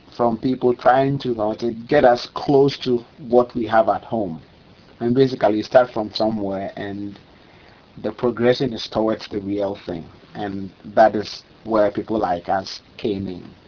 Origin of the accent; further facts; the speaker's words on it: Kumasi, Ashanti, Ghana; moved away; also born or lived in Eastern Region, Ghana / Tema, Ghana; I'm from Kumasi. I'm literally from Kumasi, uh, in the forest belt of Ghana